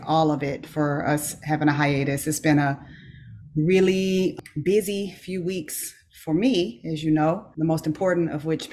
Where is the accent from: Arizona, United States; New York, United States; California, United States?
California, United States; Los Angeles; also born or lived in Inglewood / Tuskegee / Nashville; now in Georgia, United States; I grew up off of Crenshaw Boulevard